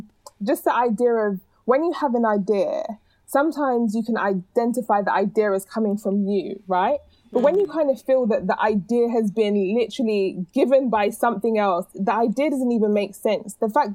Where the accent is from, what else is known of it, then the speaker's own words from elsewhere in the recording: London, United Kingdom; Like I would never think to say I'm British, I'm from London, other than if it was a scenario where people were asking me based on my accent, right?